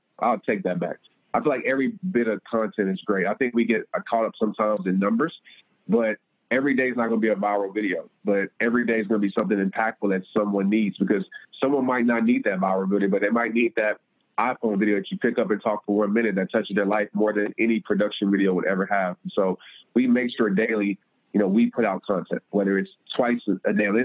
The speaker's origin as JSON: {"language": "English", "town": "Fort Worth", "region": "Texas", "country": "United States", "tie": "born or raised there", "said": "I had my hometown event in Fort Worth"}